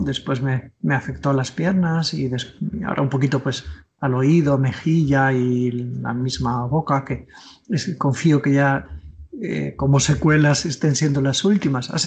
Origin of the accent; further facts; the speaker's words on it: Tordesillas, Castile and León, Spain; colegio de mi pueblo, yo soy de Tordesillas, Valladolid